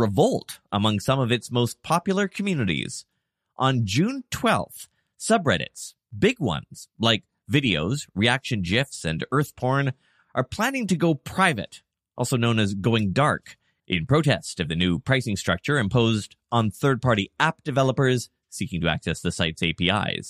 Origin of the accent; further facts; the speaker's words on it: Canada; as a Canadian